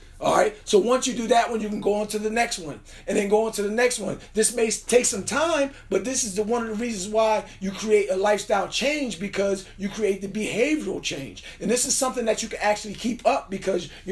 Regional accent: New Jersey, United States; I'm from Jersey

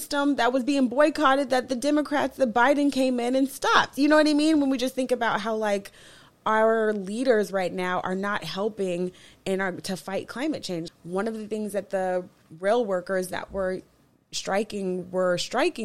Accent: Colorado, United States; moved away; growing up in Colorado where wildfires are more common

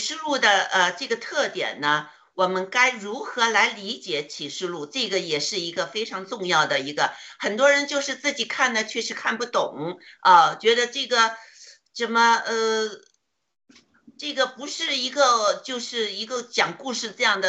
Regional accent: China; 我呢内心呢就是祷告，就想上帝啊，你给我们中国人多一些时间，呃，让我们中国人多一些人呢，能将来呢。

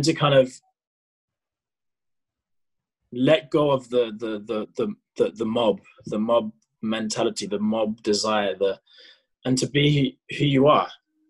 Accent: South Africa; that as a South African sporting guy, like, that's just not the type of stuff you should be talking about.

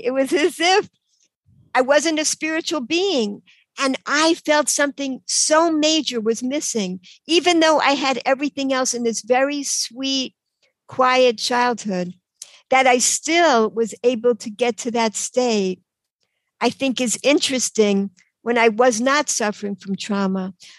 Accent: New York, United States; accent: New York; moved away as an adult; also born or lived in Cambridge, Massachusetts / Israel; now in Baltimore, United States; In New York, you could probably tell from my accent. So, um, till I was 18, I was in New York um, in this little apartment in Queens

